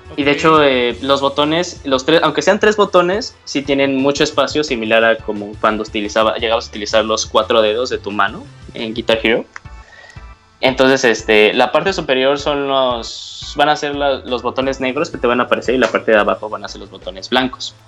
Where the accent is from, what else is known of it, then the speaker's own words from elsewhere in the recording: Mexico; de México